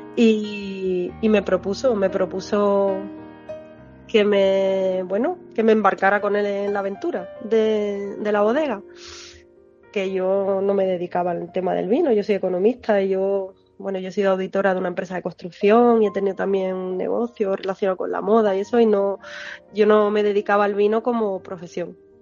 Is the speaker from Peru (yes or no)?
no; Moguer, Andalusia, Spain; moved away as an adult; also born or lived in Madrid / London / Mexico; now in Jerez de la Frontera, Spain; la zona de donde yo vengo, de Huelva a Moguer